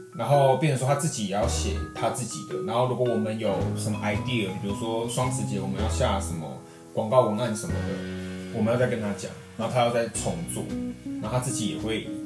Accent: Taiwan; 我觉得身为台湾人

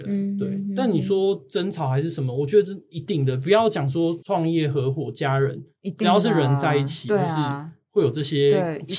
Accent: Chiayi, Chiayi County, Taiwan; also born or lived in Australia; 在小时候在嘉义的生活

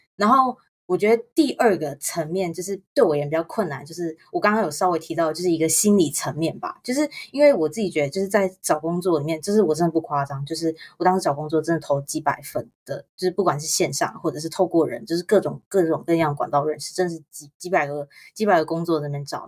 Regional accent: Taiwan; moved away; 我是台湾长大

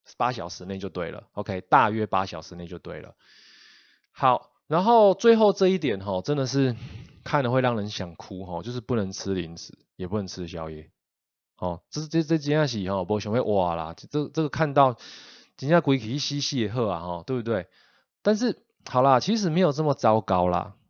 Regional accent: Taiwan; 我们台湾人

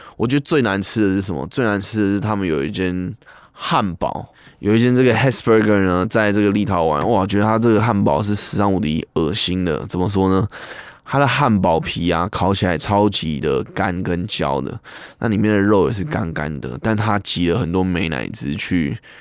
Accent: Taiwan; 那其实跟就跟我们台湾人的意思也有一点像

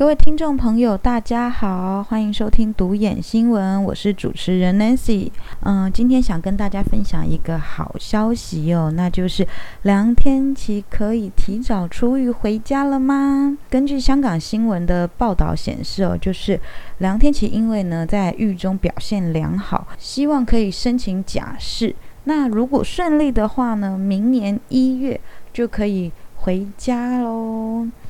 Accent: Taiwan; 我是一名台湾人，我会讲台语，我觉得很正常。那我从小学习的，也就是台湾的历史

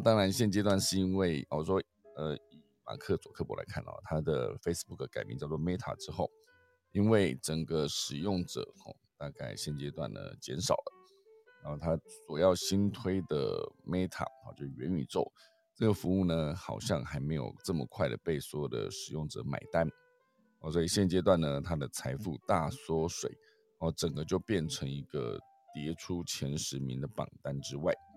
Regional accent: Taiwan; 我们台湾人

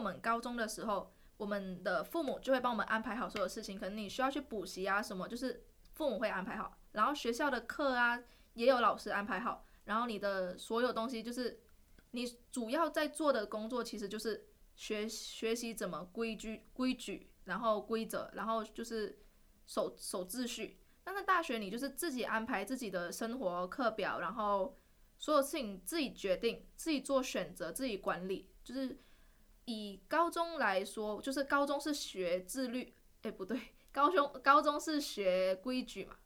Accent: Malaysia; moved away as an adult; now in Taiwan; 我是来自马来西亚的

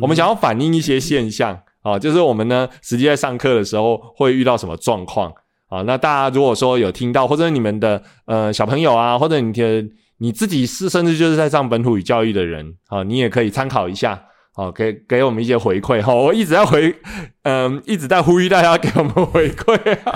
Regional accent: central Taiwan, Taiwan; accent: central Taiwanese Hokkien; 我是中部人

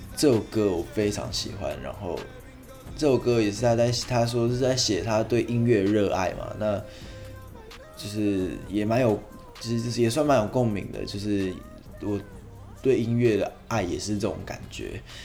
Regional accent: Taiwan; 用我们台湾人很常讲到的一个口头禅

